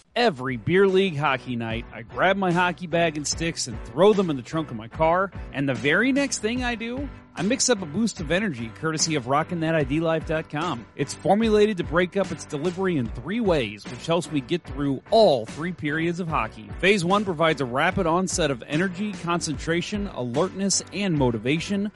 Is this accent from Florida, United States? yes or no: no; St. Louis, Missouri, United States; I'm proud to be from St. Louis